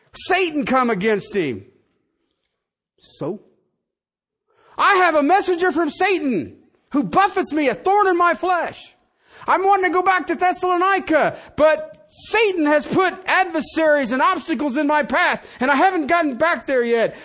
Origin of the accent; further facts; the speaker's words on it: United States; I'm an American. I live in this country